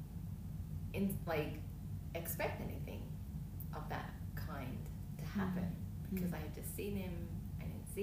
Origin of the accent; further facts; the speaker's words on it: Melbourne, Victoria, Australia; moved away; I'm from Melbourne, Australia.